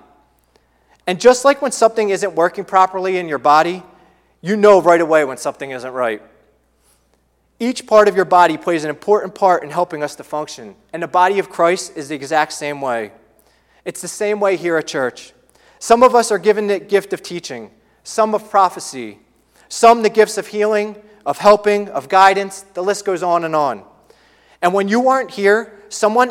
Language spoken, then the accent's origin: English; Philadelphia, Pennsylvania, United States; moved away; We don't live near our extended families. We're from the Philadelphia area.